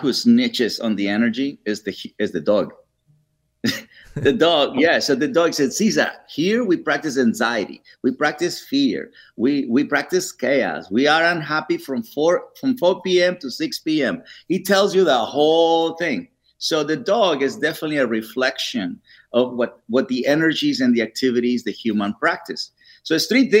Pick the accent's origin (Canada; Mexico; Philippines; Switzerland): Mexico; now in Los Angeles, United States; I'm from Mexico